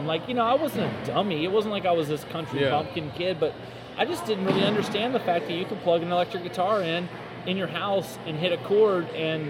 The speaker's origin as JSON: {"language": "English", "town": "Jacksonville", "region": "Florida", "country": "United States", "tie": "born or raised there", "said": "I grew up in Jacksonville, born and raised Southern Baptist"}